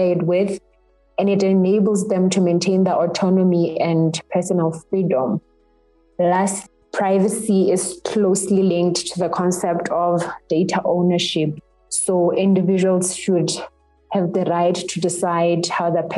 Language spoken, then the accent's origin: English; Lesotho; I come from Lesotho